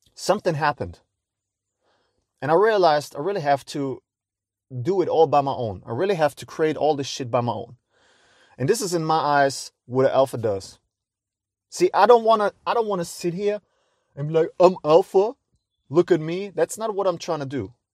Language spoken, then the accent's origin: English; Cologne, North Rhine-Westphalia, Germany; I'm a guy from Cologne